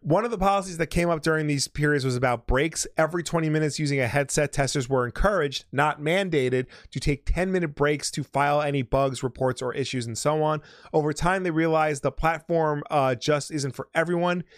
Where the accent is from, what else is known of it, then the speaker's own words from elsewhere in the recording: United States; as an American